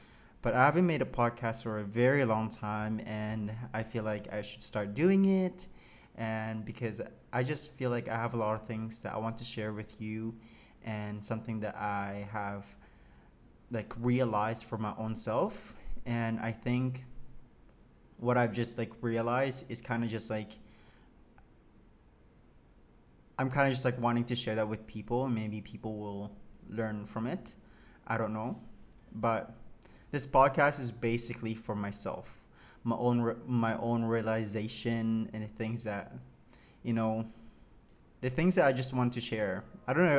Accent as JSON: {"language": "English", "region": "Saskatchewan", "country": "Canada", "moved": "as an adult", "lives_now": "Montreal, Canada", "said": "I'm from Saskatchewan, I'm not from here"}